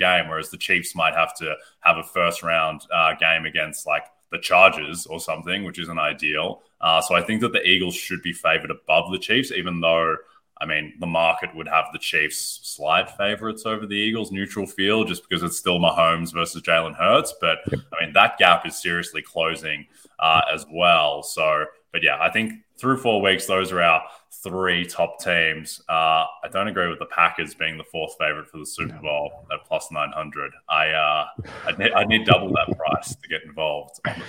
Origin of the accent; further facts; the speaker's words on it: Australia; I'm Australian.